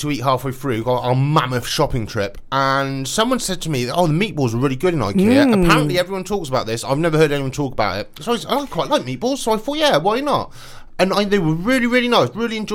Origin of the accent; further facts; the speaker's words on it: Swindon, South West England, United Kingdom; born or raised there